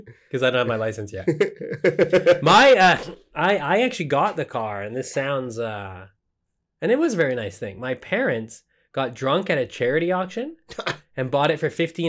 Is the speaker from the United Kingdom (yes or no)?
no; Canada; as for a Canadian